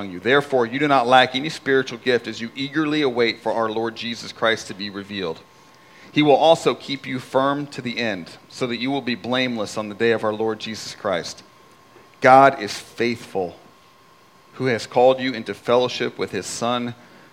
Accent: Indianapolis, Indiana, United States; moved away as an adult; I'm sitting in a coffee shop in my hometown in Indianapolis

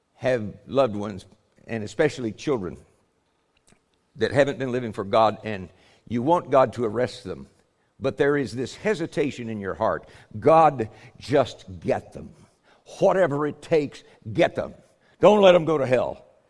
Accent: United States; we're Americans. I'm an American

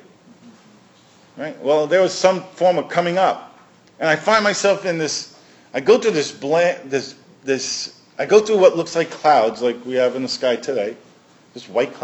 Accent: New York City, New York, United States; I'm from Brooklyn.

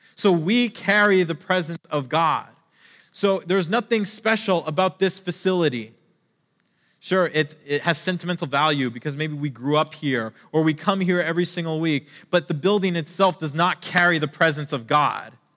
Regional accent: Canada; I'm Canadian

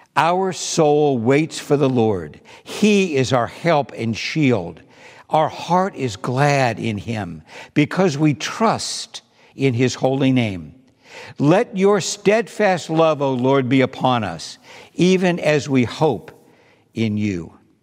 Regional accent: East Coast, United States; I was from the East Coast

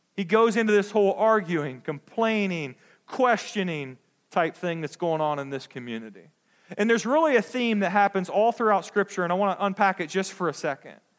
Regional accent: United States; as American Christians

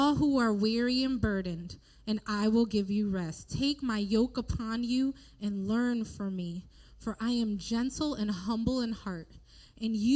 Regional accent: Bridgeport, United States; I was born and raised in Bridgeport, born and raised in a church right around the corner from here in Bridgeport

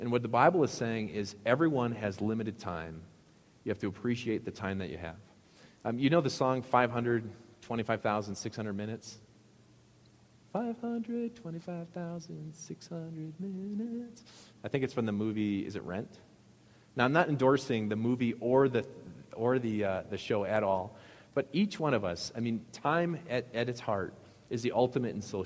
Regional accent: Midwest, United States; I can't say bag because it's very obvious I'm from the Midwest, so I have to say sack

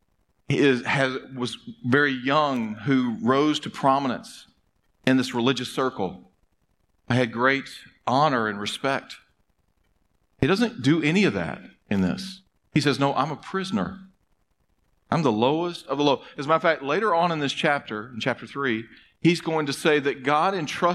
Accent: United States; as American human beings

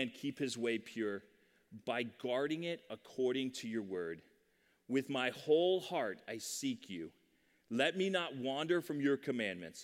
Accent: Sterling, Virginia, United States; I grew up in Sterling, Virginia

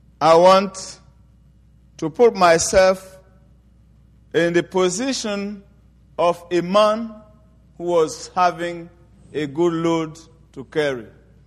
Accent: Côte d’Ivoire; I am from the Baoulé tribe in Ivory Coast. And the tribe I'm from is a tribe that worship highly the devil and witchcraft.

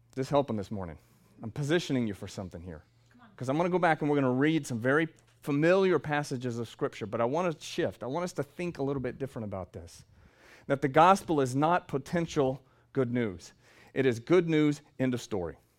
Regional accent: the South, United States; I'm from the South

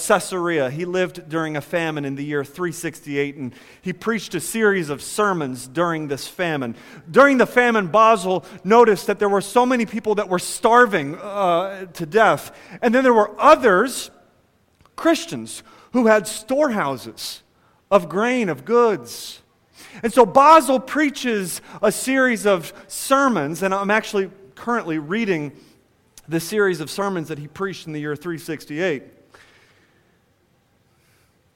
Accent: United States; as American individualists

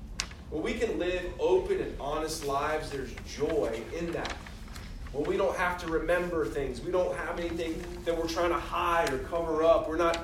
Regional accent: the South, United States; I grew up in the South. I'm a Christian. I'm not a Muslim or a Hindu, so I'm a Christian.

